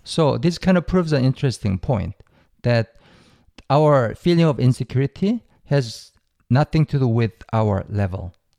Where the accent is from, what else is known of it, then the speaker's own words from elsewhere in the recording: South Korea; English is a second language; I grew up in Korea